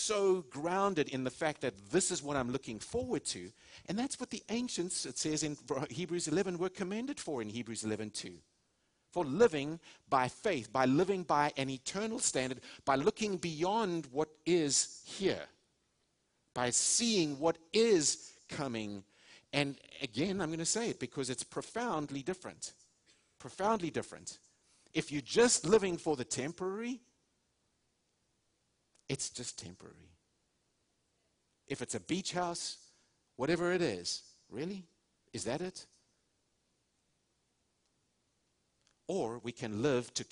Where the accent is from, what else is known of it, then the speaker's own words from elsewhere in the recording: South Africa; moved away as an adult; now in United States; I was raised in South Africa. We're Americans now. We have had the privilege of living here almost 18 years in January